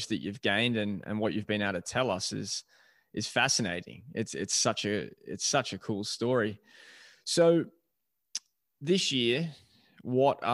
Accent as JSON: {"language": "English", "town": "Melbourne", "region": "Victoria", "country": "Australia", "said": "being an Australian and from Melbourne."}